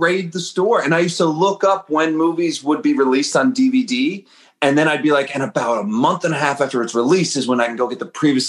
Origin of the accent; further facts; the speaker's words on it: East Coast, Canada; born there; So I was born on the East Coast, so Toronto was the place to go.